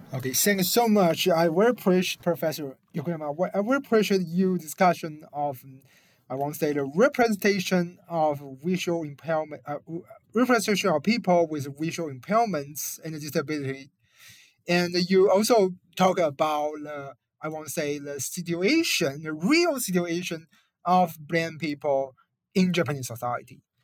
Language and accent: English; China; I come from China